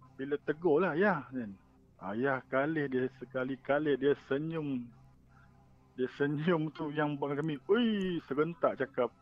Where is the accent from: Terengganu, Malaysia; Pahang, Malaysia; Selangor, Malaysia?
Selangor, Malaysia; Sepang; now in Ipoh, Malaysia; Kampung saya dekat Sepang